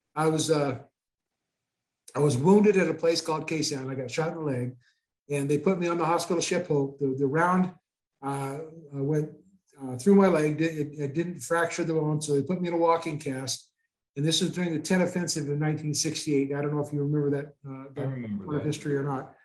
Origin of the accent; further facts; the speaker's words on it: Goodland, Kansas, United States; now in Loveland, United States; I was born in Goodland, Kansas